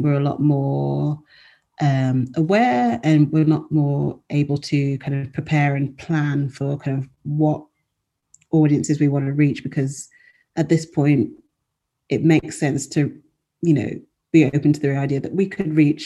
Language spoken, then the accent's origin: English; England, United Kingdom